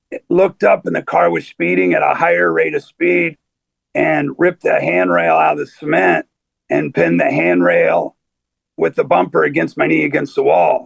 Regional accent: Ohio, United States; now in Boston, United States; I was born in Ohio

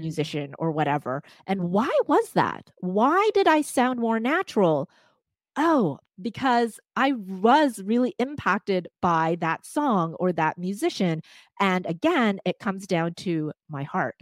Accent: Vancouver, British Columbia, Canada; first language Cantonese; English is a second language; I grew up in Vancouver, again, in Chinatown

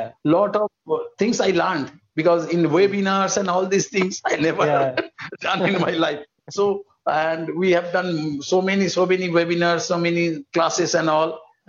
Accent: India; As an Indian, we should be proud of him.

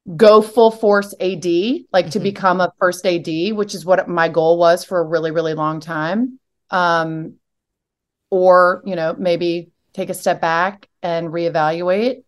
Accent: Richmond, Virginia, United States; moved away as an adult; also born or lived in Alabama; I'm from Richmond

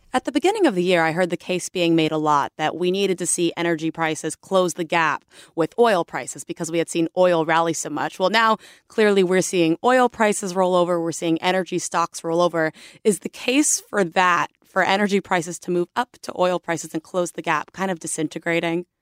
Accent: South Florida, United States; I am from South Florida as well

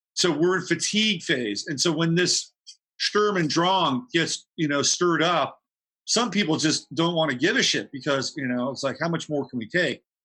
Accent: California, United States; growing up in California

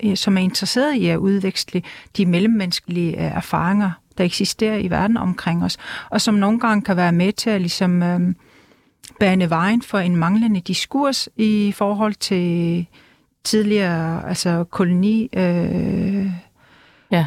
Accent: Greenland; first language Greenlandic; Danish is a second language; jeg talte grønlandsk med min familie og venner

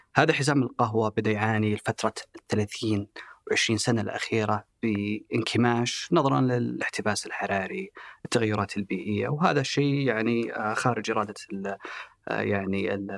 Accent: Saudi Arabia; احنا كسعوديين

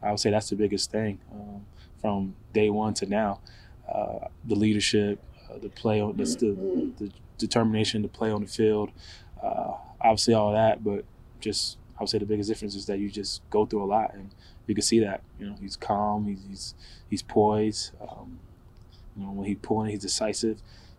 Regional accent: Pennsylvania, United States; growing up in Pennsylvania, obviously I was a Philly fan growing up

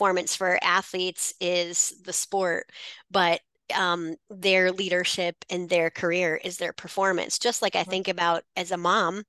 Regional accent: Iowa, United States; moved away as an adult; also born or lived in North Carolina; now in Minnesota, United States; my husband and I, we live in Minnesota and we grew up in Iowa.

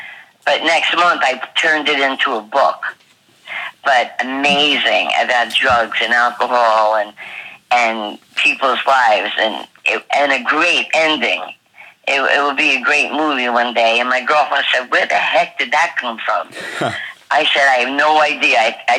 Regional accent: Manhasset, New York, United States; also born or lived in Brooklyn; I was born in Brooklyn, but I was raised in Manhasset, which is an affluent community.

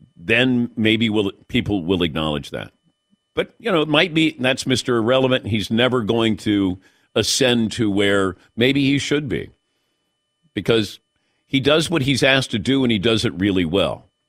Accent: Cincinnati, Ohio, United States; I grew up in Cincinnati.

